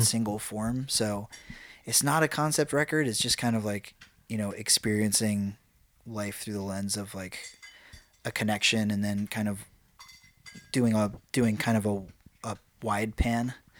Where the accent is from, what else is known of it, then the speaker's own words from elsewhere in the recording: New York, United States; I'm from New York.